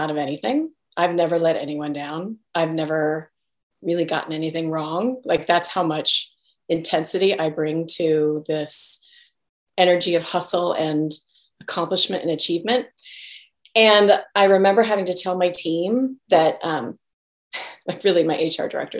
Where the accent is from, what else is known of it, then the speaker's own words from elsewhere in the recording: Salt Lake City, Utah, United States; now in San Francisco Bay Area, United States; I grew up in Salt Lake, but came to the Bay Area during all the technology boom.